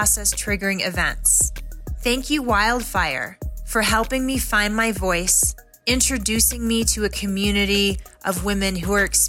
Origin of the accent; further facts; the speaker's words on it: Colorado, United States; I'm from Colorado